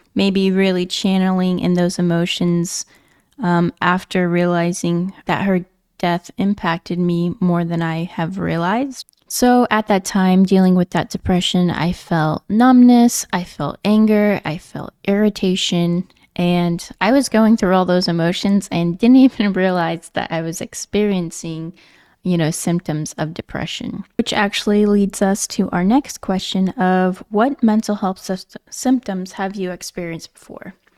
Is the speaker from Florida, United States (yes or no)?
no; Nebraska, United States; moved away as an adult; also born or lived in Virginia / California; I am originally from Nebraska